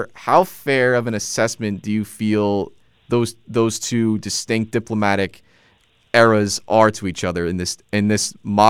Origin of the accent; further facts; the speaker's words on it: New Jersey, United States; now in Long Island, United States; In my home state of New Jersey, the great Garden State, 70% of all moves are departures.